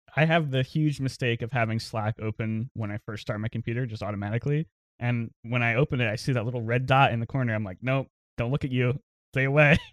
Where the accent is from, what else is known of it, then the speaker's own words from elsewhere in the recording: New Bern, North Carolina, United States; moved away as an adult; also born or lived in Los Angeles; now in Raleigh, United States; I'm from Newbern, which is, like, a small, very little small town, about an hour from Greenville